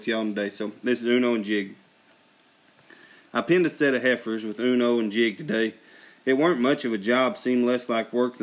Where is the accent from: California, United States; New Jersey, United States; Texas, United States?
Texas, United States; moved away; we were still living in Texas then, so we're from Texas